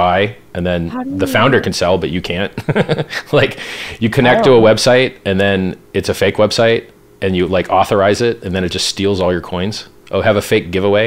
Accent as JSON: {"language": "English", "town": "Pittsburgh", "region": "Pennsylvania", "country": "United States", "tie": "born or raised there", "said": "I was born in Pittsburgh, Pennsylvania"}